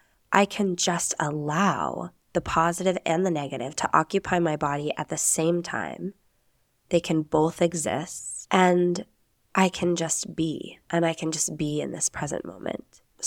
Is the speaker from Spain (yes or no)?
yes; Spain; accent: Castilian; Oh yeah, you're going to hear my castellano accent as well when I say Spanish words, which you Americans know as a lisp. It's real Spanish, people.